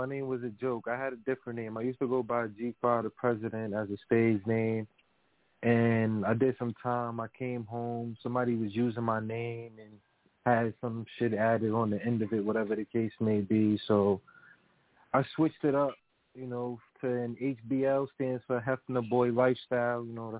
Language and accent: English; Brooklyn, New York, United States; now in Los Angeles, United States; Yeah, I'm from Brooklyn, but I live in L.A.